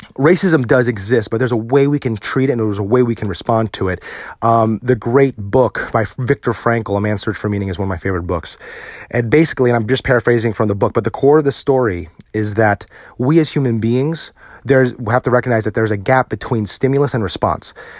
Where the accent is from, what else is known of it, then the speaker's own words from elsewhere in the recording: United States; also born or lived in Virginia; as a Filipino American